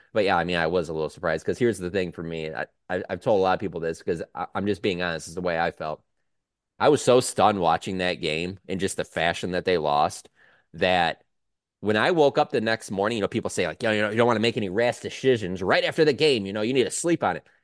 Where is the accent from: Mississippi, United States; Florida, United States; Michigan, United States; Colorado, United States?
Michigan, United States; Detroit; I'm from Detroit